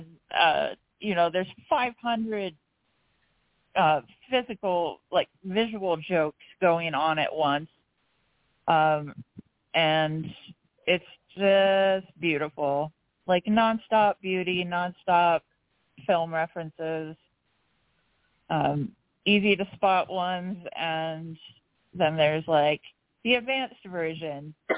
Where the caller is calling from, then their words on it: Portland, Oregon, United States; Howdy, I'm calling from Portland today.